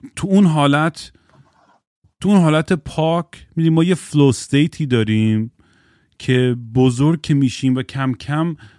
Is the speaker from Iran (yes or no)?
no; Eugene, Oregon, United States; moved away; من الان که به یوجین اورگن که سر میزنم به خونه بچگیم